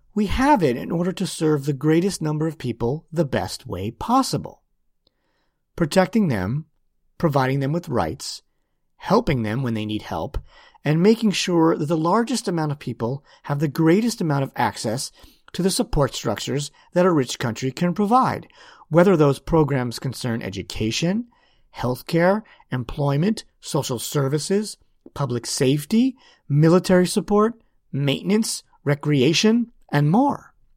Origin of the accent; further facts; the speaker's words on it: United States; as an American citizen